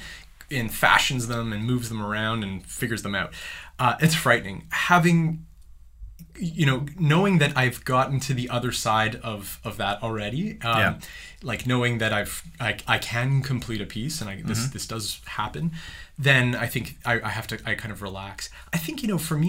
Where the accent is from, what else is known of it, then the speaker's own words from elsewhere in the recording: small farming community in Ontario, Canada; there's even a festival in my hometown, for the festival of the wolf